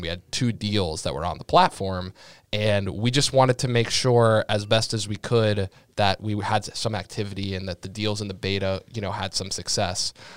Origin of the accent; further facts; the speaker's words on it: Sharon, Massachusetts, United States; I grew up in Sharon, Massachusetts